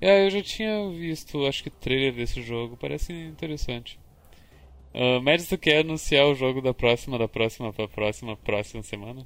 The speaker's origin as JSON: {"language": "Portuguese", "town": "Caxias do Sul", "region": "Rio Grande do Sul", "country": "Brazil", "accent": "gaúcho"}